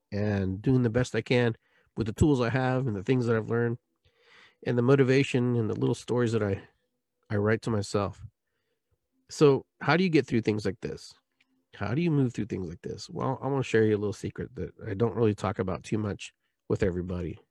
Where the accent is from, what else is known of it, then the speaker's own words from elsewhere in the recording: Lima, Peru; moved away; I was born in Peru, Lima, twelve P M, high noon, nineteen sixty-six